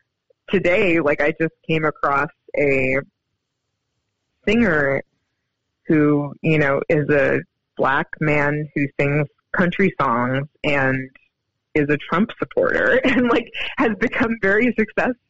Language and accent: English; Seattle, Washington, United States; moved away as an adult; also born or lived in New York; I was born in Seattle